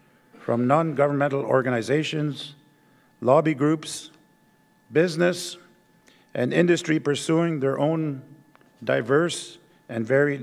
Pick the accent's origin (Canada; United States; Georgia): Canada; the North, Northern Canada; As Premier of the Northwest Territories and as someone born and raised in the North